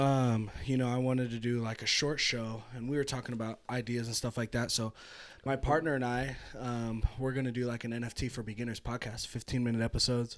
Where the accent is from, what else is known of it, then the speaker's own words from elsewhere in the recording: California, United States; now in Reno, United States; born, I'm born and raised in California.